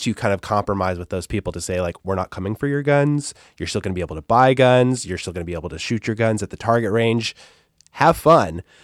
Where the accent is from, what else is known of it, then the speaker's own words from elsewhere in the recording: Antelope Valley, California, United States; I grew up in a, in a place called the Antelope Valley, which is just this broad desert.